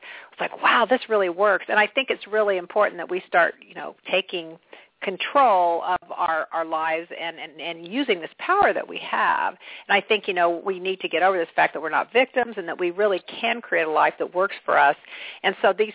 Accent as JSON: {"language": "English", "region": "Kansas", "country": "United States", "said": "I'm a person from Kansas"}